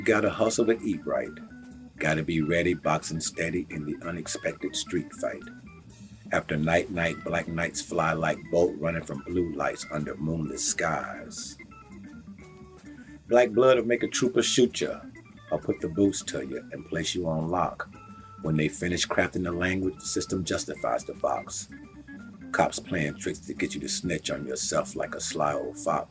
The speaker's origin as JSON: {"language": "English", "region": "Texas", "country": "United States", "tie": "born or raised there", "moved": "as an adult", "lives_now": "Maine, United States", "said": "I'm born and raised in Texas. I came to Maine in the military and the Navy"}